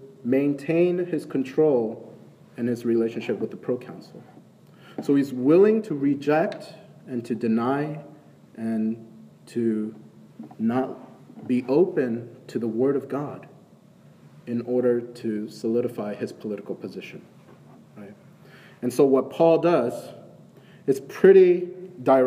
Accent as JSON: {"language": "English", "region": "Northeast", "country": "United States", "tie": "born or raised there", "moved": "yes", "lives_now": "Atlanta, United States", "said": "Growing up in the Northeast"}